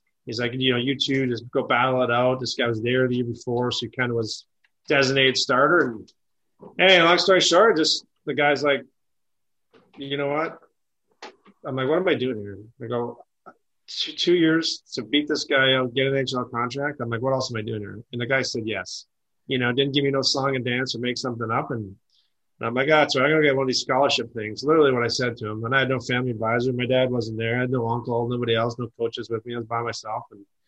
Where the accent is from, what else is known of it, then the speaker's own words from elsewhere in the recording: Sault Ste. Marie, Michigan, United States; Well, my first college hockey game growing up in the Sioux, we had Lake Superior State across the river.